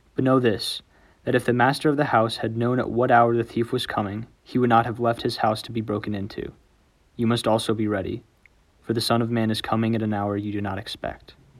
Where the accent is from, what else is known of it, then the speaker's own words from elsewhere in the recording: New Braunfels, Texas, United States; I'm a senior from New Braunfels, Texas.